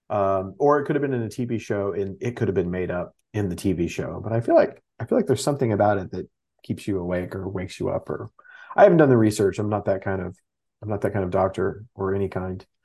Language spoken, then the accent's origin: English; Texas, United States; I'm from Texas